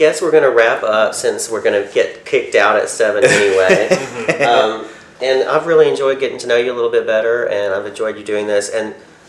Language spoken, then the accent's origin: English; Arab, Alabama, United States; I'm from Arab